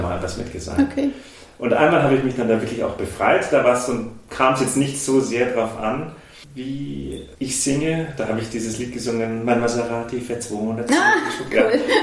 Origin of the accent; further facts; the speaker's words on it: Augsburg, Bavaria, Germany; also born or lived in Munich; ich bin gebürtiger Augsburger